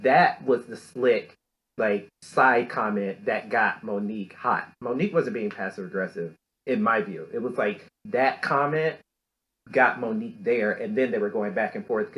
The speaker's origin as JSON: {"language": "English", "region": "Deep South", "country": "United States", "tie": "born or raised there", "said": "I grew up in the Deep South, you know, country club, golfing, horseback riding, all that kind of stuff"}